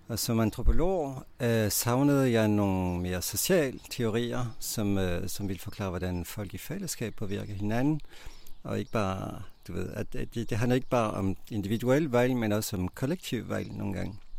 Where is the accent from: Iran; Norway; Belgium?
Belgium; Danish is a second language; moved away as an adult; now in Denmark; Jeg kommer fra Belgien